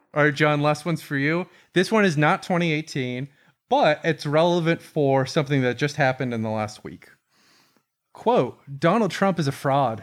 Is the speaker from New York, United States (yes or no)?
no; Tampa, Florida, United States; Tampa, my hometown